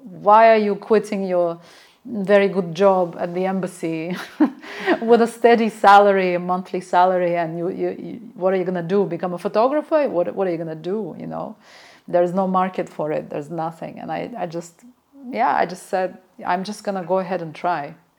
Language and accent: English; Baku, Azerbaijan; my memories of growing up in Baku in a similar courtyard